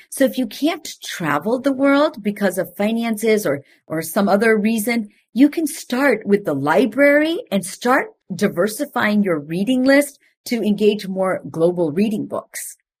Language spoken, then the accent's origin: English; India; moved away; I am from India, and I, I am of a different background